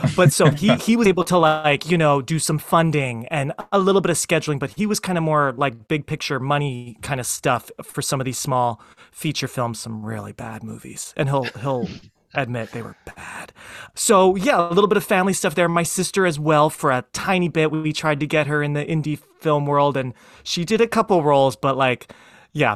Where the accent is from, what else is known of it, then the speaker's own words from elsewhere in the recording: Philadelphia, Pennsylvania, United States; me growing up in the Philly area